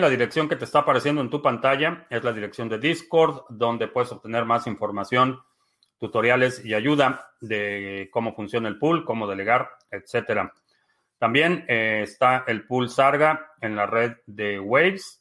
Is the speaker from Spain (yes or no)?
no; Mexico; now in United States; nací en México. Vivo en Estados Unidos.